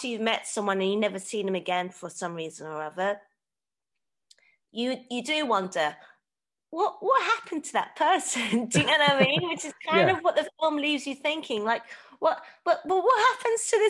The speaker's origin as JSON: {"language": "English", "country": "Hong Kong", "tie": "born or raised there", "said": "my dad's from Hong Kong and I grew up in Hong Kong also"}